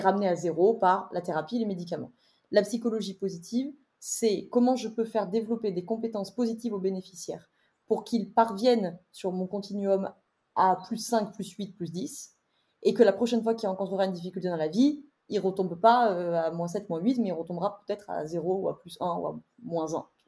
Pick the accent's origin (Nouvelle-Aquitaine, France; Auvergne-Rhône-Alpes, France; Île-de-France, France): Auvergne-Rhône-Alpes, France; Drôme; also born or lived in Lyon; J'ai quitté Lyon pour pour ma Drôme natale